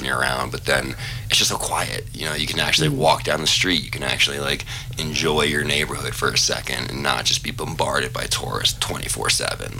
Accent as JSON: {"language": "English", "town": "Washington", "region": "District of Columbia", "country": "United States", "tie": "born or raised there", "also_born_or_lived": "Leadville", "moved": "as an adult", "lives_now": "Telluride, United States", "said": "born raised Washington, D.C."}